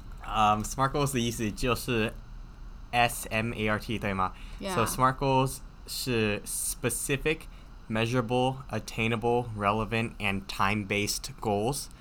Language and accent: Chinese; United States; Chinese is a second language; 嗯，我是一个在美国出生的中国人。嗯，在家里我会说台山话。